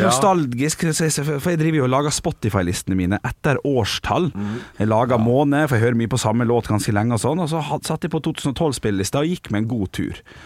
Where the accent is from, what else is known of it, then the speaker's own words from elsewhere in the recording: Ålesund, Møre og Romsdal, Norway; Vi skal til min hjemby